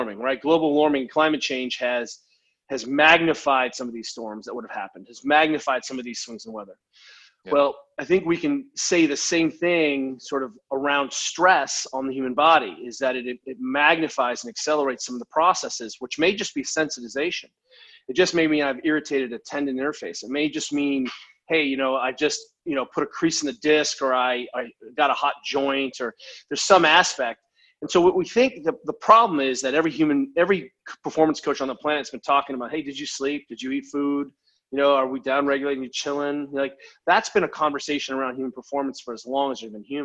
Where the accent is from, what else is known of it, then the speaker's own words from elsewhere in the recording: United States; being an American